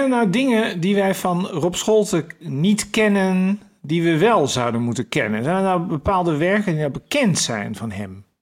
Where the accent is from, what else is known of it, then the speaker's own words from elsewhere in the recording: Den Helder, North Holland, Netherlands; ik ben opgegroeid in Den Helder, een jaar lang met de trein naar Amsterdam gegaan